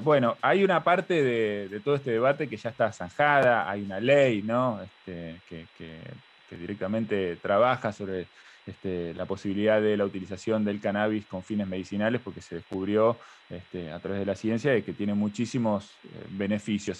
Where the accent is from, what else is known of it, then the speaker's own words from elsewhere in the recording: Argentina; cómo somos los argentinos culturalmente